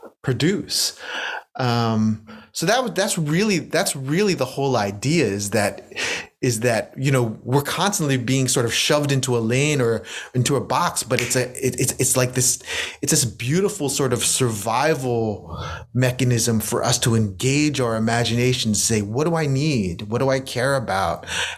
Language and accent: English; United States; while I strongly identify as a Filipino American poet, my first language is English. My second language is Spanish. My third language is actually my parents' language, is Ilocano